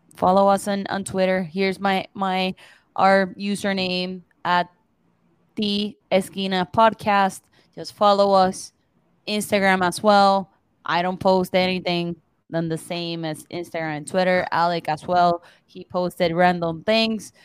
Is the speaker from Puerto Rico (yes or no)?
yes; Puerto Rico; moved away; I'm from Puerto Rico